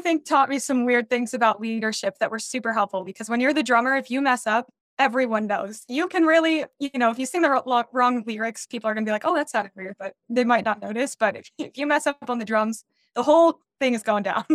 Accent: Denver, Colorado, United States; I grew up in Denver, Colorado

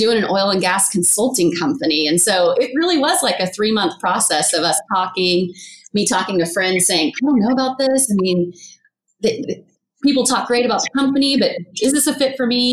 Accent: Ponca City, Oklahoma, United States; I was always aware of it growing up in Oklahoma, Ponca City.

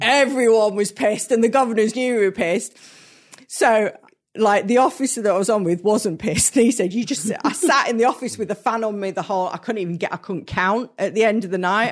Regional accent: Hertfordshire, East of England, United Kingdom; moved away; I grew up in Hertfordshire and, like, just north of London

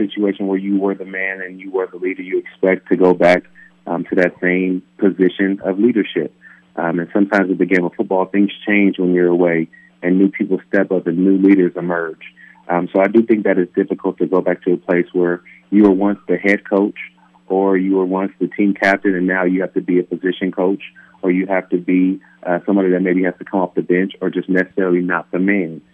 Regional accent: Palmdale, California, United States; building homes back in my hometown of Palmdale, California.

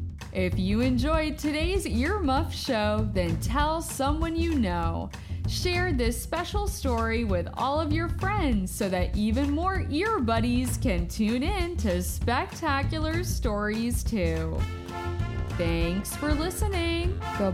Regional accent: Farmington, Maine, United States; I grew up in Farmington, Maine, and when I was a little kid, we celebrated Chester Greenwood every year by wearing our earmuffs and singing songs that celebrated this ingenious inventor.

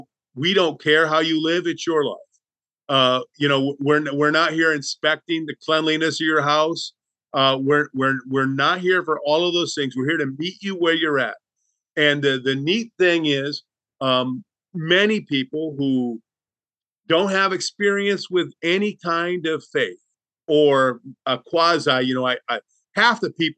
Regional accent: Southern United States, United States; depending where you're from, I'm from the Bible Belt.

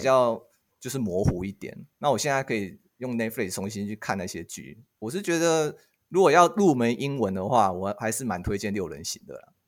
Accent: Taiwan; 我跟他们说我是台湾人，然后用韩文跟他们讲话

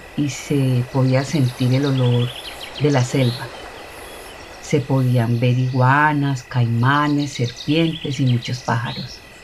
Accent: Bijao, Colombia; moved away as an adult; now in London, United Kingdom; pueblo donde yo pasé mi infancia

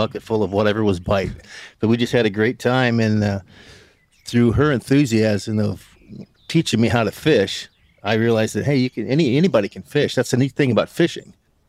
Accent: McLean and Tazewell County, Central Illinois, United States; moved away as an adult; also born or lived in New York; I grew up in Central Illinois, in McLean and Tazewell County in the 70s

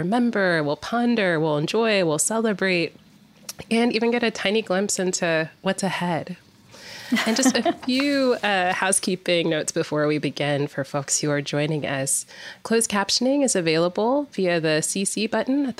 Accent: Nashville, Tennessee, United States; my hometown of Nashville, Tennessee

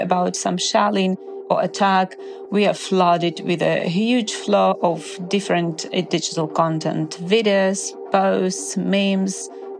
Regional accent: Ukraine; moved away as an adult; now in Spain; I'm now living in Spain, but originally I'm from Ukraine. So I'm basically, before the war started, I lived between the two countries because I work in Ukraine.

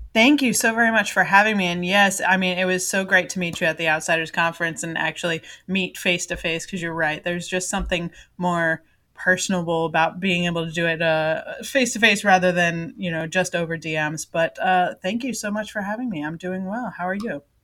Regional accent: Florida, United States; moved away; also born or lived in Japan; when I was growing up in Florida

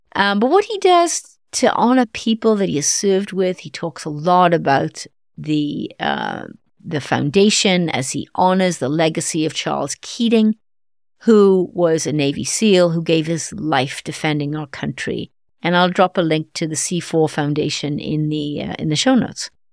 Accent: Wales, United Kingdom; moved away; Wales, my home country

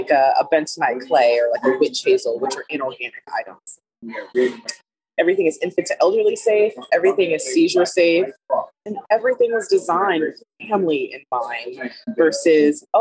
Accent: Los Angeles County, California, United States; moved away as an adult; now in Alabama, United States; I am originally from California, Los Angeles County, and I moved to Alabama 8 years ago now

